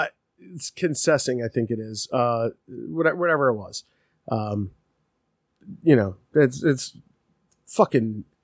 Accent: United States; But I do. And that's because I'm American.

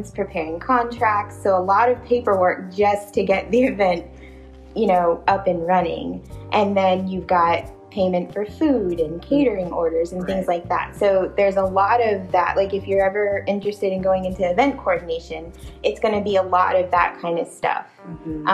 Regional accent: Charleston, South Carolina, United States; I'm from Charleston

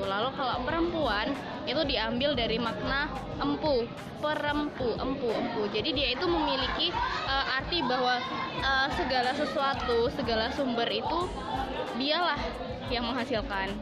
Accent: Kulon Progo, Special Region of Yogyakarta, Indonesia; di sini aku orang asli Jogja

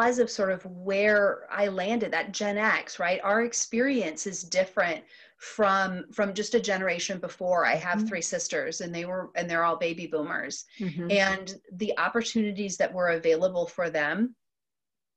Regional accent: Central Illinois, United States; also born or lived in Detroit area, Michigan; I am originally from the Detroit area, and as a child moved to Central Illinois. And this has been, for all intents and purposes, what I've called home really ever since

